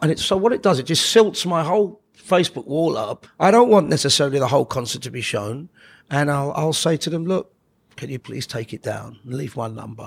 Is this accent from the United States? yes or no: no; London, United Kingdom; We grew up in Oxford Gardens